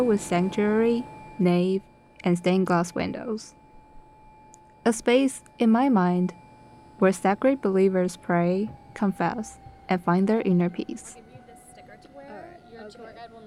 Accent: China; English is a second language; also born or lived in North Carolina, United States; now in New York City, United States; I'm from China, because I was born there.

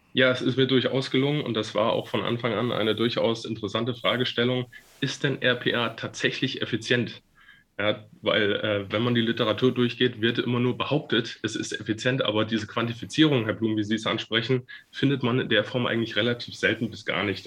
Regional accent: Fulda, Hesse, Germany; moved away as an adult; also born or lived in Frankfurt / Mainz; Nach den drei Jahren in meiner Heimatstadt in Fulda bin ich dann ins Rhein-Main-Gebiet nach Frankfurt gezogen

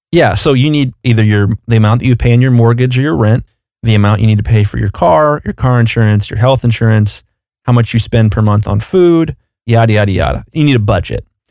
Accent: Columbus, Ohio, United States; I'm from Columbus, Ohio, and the Ohio State Buckeyes are down the road for me

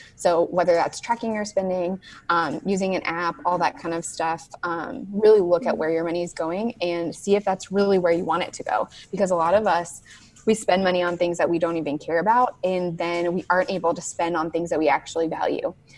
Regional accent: Southern California, United States; moved away as an adult; now in North Carolina, United States; I am from Southern California. I lived there for 26 years

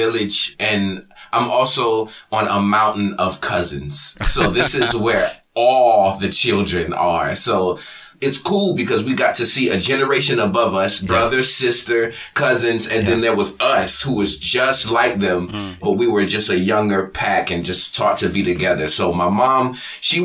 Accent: Savannah, Georgia, United States; also born or lived in Phoenix, Arizona; I was born in Phoenix, Arizona, but I was raised in Savannah, Georgia

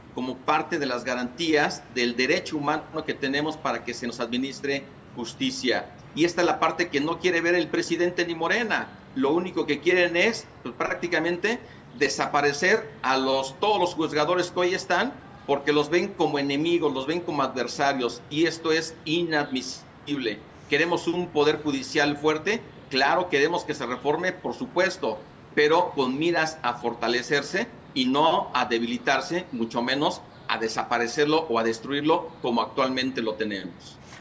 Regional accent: Mexico; nosotros como mexicanas

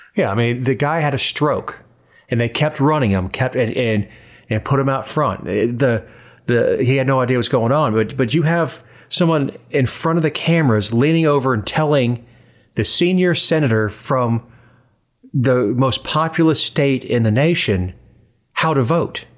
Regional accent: Florida, United States; I'm from Florida

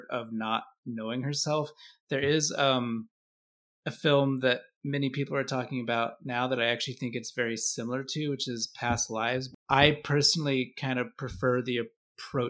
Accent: Boise, Idaho, United States; moved away; also born or lived in Knoxville, Tennessee; I grew up primarily in Boise, Idaho. I lived in Knoxville, Tennessee.

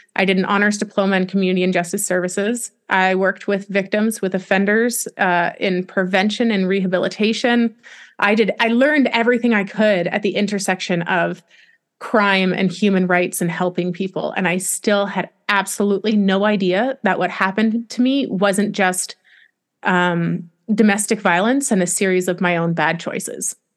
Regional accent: Canada; moved away as an adult; also born or lived in Wyoming; I'm Canadian

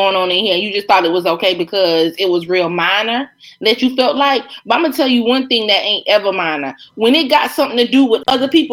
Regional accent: South Carolina, United States; moved away; I'm from South Carolina.

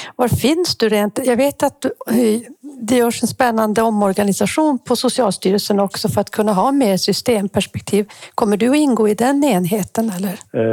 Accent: Kiruna, Norrbotten County, Sweden; jag är ju också född i Kiruna

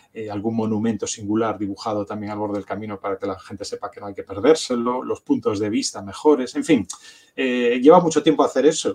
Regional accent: A Coruña, Galicia, Spain; yo soy coruñés

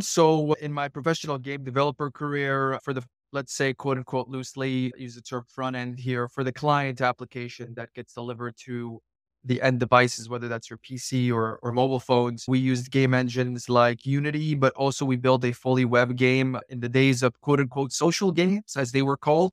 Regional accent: Morocco; also born or lived in east coast of the United States; now in United States; I'm actually originally from Morocco, but I live on the east coast of the United States

